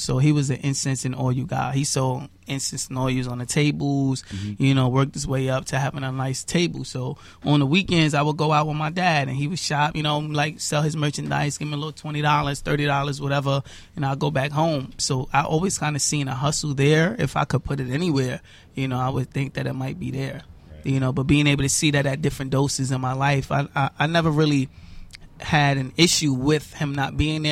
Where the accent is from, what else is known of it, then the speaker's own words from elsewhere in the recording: New York City, New York, United States; I'm from Bushwick